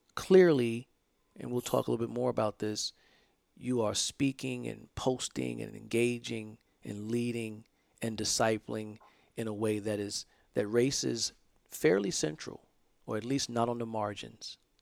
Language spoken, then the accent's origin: English; the South, United States; I grew up in the South